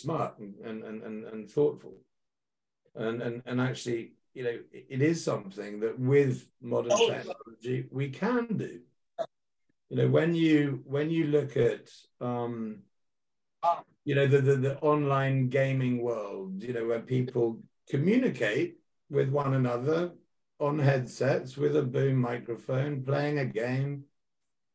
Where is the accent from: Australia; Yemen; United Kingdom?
United Kingdom; I'm a British guy.